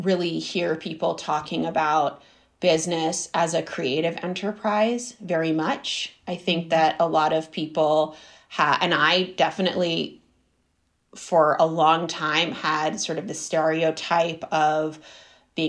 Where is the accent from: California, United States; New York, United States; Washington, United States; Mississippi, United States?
California, United States; Berkeley; moved away as an adult; also born or lived in Florence, Italy; we grew up in Berkeley